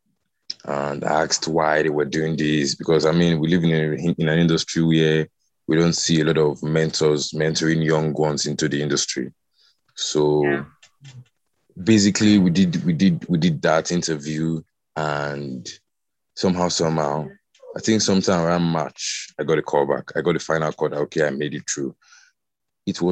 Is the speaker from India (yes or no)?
no; Delta, Nigeria; I'm from Delta, but the Robo speaking part of Delta State